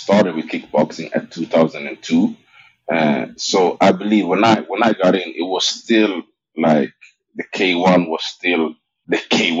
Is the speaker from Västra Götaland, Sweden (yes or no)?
no; Stockholm, Stockholm County, Sweden; I was in Stockholm, Sweden. Like you said, born and raised in Sweden.